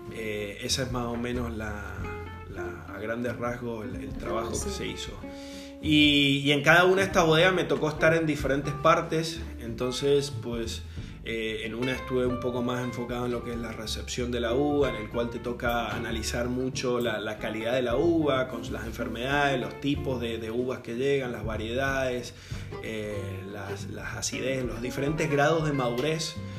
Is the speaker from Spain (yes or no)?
no; Mendoza, Argentina; moved away as an adult; also born or lived in Australia; now in Baja California, Mexico; yo soy originario de Mendoza, Argentina